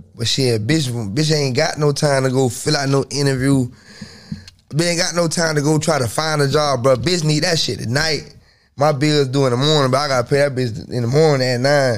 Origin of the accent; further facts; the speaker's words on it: Tallahassee, Florida, United States; I'm from Tally.